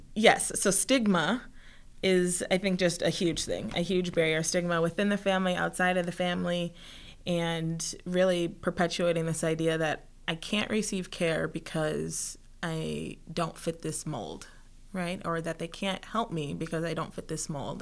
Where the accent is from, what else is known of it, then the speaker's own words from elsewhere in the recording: Minnesota, United States; also born or lived in Mexico; I'm from Minnesota